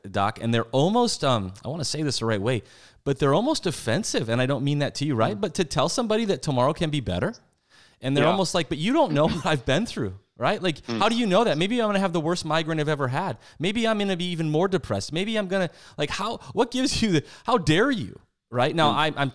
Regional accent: South Dakota, United States; We're actually both from the Midwest, and I grew up in South Dakota

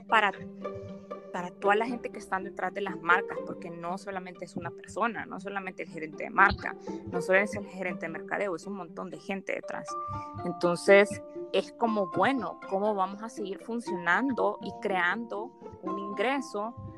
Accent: El Salvador; soy salvadoreña

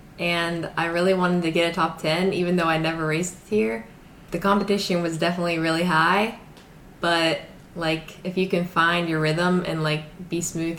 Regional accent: Elkins, West Virginia, United States; I'm from Elkins, West Virginia

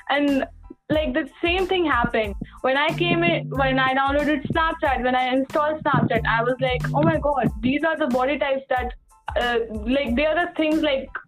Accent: India; we are Indian, we have brown skin

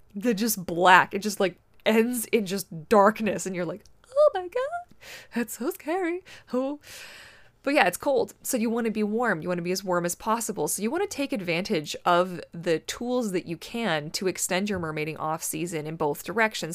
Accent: Canada; I am Canadian

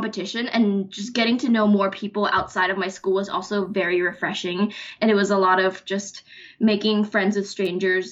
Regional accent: Bangkok, Thailand; moved away as an adult; I'm from Thailand, Bangkok

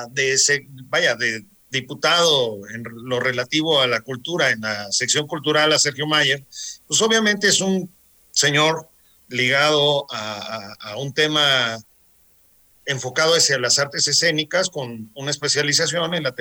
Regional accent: Mexico; Nosotros como mexicanos somos los campeones de, del amor.

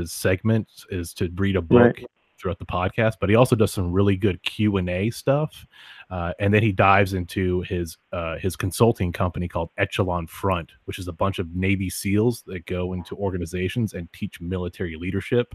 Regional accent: Canada; I'm Canadian

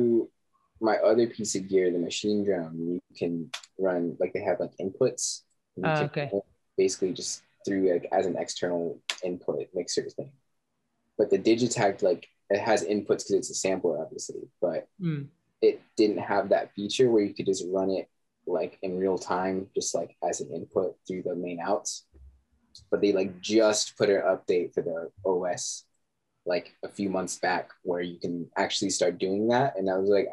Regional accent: Lubbock, Texas, United States; moved away; also born or lived in London / Arizona; I grew up in Lubbock, Texas, which is like, it's basically just a college town

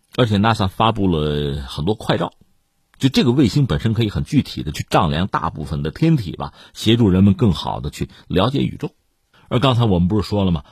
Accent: China; 我们中国人

